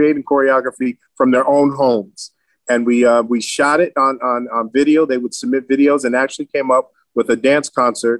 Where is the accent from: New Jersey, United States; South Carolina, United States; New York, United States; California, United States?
New Jersey, United States; Vauxhall; I grew up in Vauxhall, New Jersey